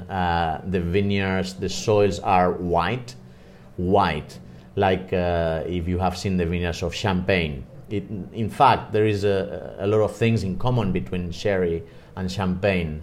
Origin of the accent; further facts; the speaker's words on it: Spain; also born or lived in Madrid; I am from Spain. I'm based in Madrid. I live in Madrid